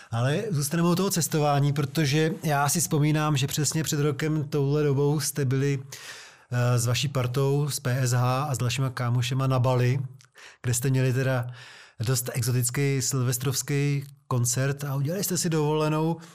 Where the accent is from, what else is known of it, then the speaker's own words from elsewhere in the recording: Prostějov, Olomouc Region, Czechia; Z Konice u Prostějova, já jsem z Prostějova.